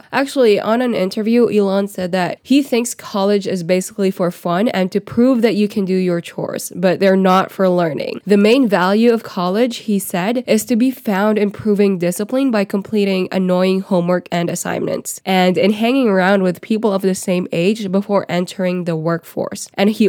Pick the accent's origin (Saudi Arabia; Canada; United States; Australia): Saudi Arabia; Riyadh, Riyadh Province; I grew up in Riyadh, Saudi Arabia, but we followed the Philippine curriculum.